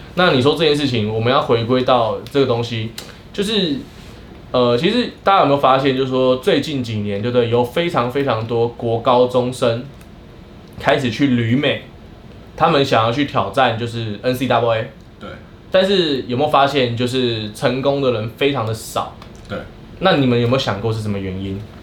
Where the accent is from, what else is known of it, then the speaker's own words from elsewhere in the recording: Miaoli County, Taiwan; 我们以前在国小的时候，我们就，因为毕竟乡下的学校嘛，尽管我们国中的时候真的是那个两间学校，苗两间学校，苗栗的